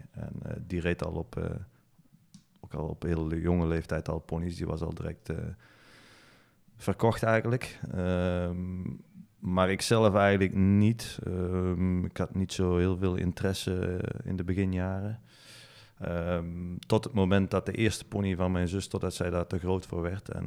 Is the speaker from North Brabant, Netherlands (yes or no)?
yes; Lage Mierde, North Brabant, Netherlands; Mijn ouders zitten nog steeds in Lage